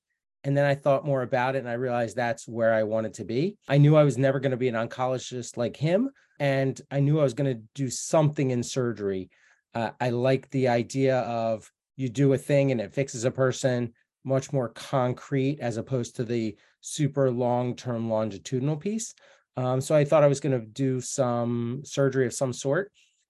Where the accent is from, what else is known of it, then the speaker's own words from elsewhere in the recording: outside of Philadelphia, Pennsylvania, United States; So I grew up outside of Philadelphia, and my dad was a doctor.